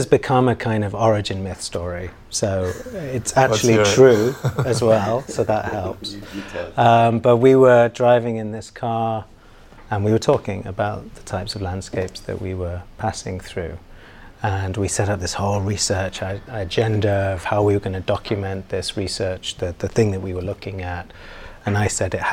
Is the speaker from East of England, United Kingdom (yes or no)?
no; Manchester, North West England, United Kingdom; also born or lived in London / New York; now in Hong Kong; I'm from Manchester in the UK, and spent various different parts of my life in London and also in New York